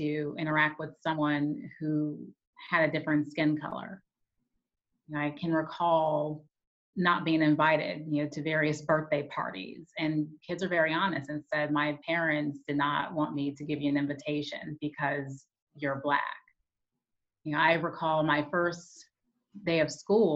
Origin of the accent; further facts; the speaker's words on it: Peoria, Illinois, United States; I grew up in Peoria, Illinois